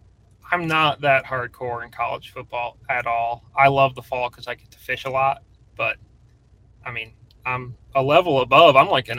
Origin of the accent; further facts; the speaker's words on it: Northeast, United States; also born or lived in Virginia; I'm from the Northeast.